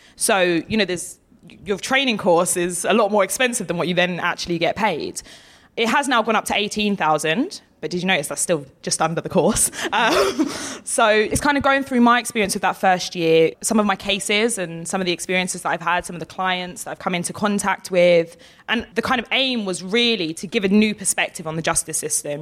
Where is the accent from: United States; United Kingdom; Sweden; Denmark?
United Kingdom; Essex, East of England; I'm from Essex.